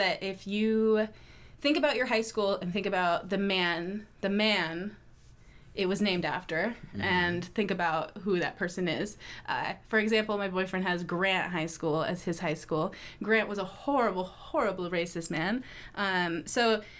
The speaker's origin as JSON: {"language": "English", "area": "Marin County", "region": "California", "country": "United States", "tie": "born or raised there", "said": "running for a local board of education in my hometown"}